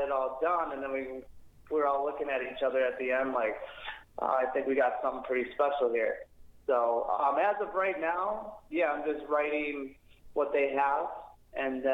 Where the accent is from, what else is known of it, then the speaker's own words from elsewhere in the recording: Chicago, Illinois, United States; moved away as an adult; now in California, United States; I grew up in Chicago, like the Chicagoland area